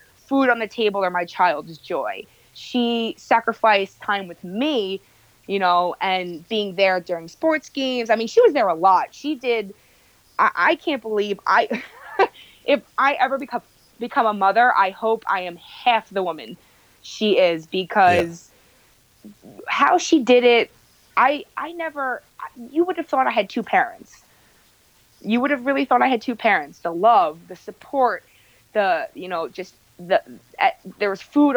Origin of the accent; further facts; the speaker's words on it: Bay Shore, New York, United States; also born or lived in Manhattan, New York City / Governors Island / Rosedale, Queens / Plainview, Long Island; I grew up in Bayshore. We'll say that though, because I mean, I lived in Nassau County for a little bit, but Bayshore is really the hometown